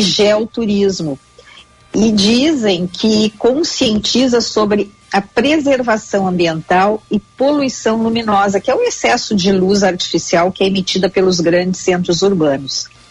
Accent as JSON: {"language": "Portuguese", "town": "Júlio de Castilhos", "region": "Rio Grande do Sul", "country": "Brazil", "said": "Nós somos vizinhos de nascimento, eu sou de Júlio de Castilhos"}